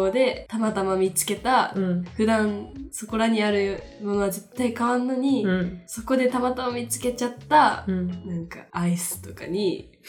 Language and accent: Japanese; Hiroshima, Japan; moved away; 地元の広島にも帰ったし、